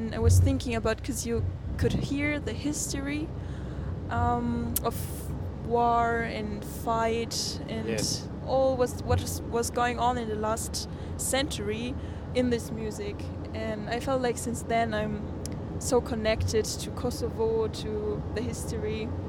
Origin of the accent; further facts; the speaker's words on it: Bamberg, Bavaria, Germany; English is a second language; I'm from Bamberg. It's in the northern part of Bavaria, but the most people don't know it. So I always say it's close to Nuremberg.